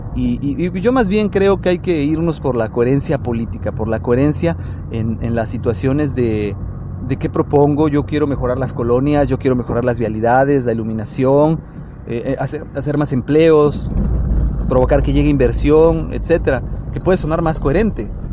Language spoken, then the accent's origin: Spanish; Mexico; como mexicanos